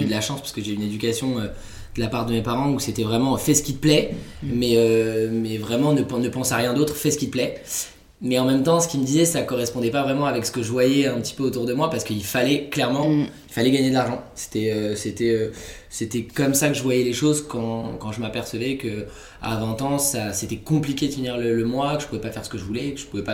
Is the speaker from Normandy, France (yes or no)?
no; Vincennes, Île-de-France, France; j'étais de Paris, enfin de banlieue de Vincennes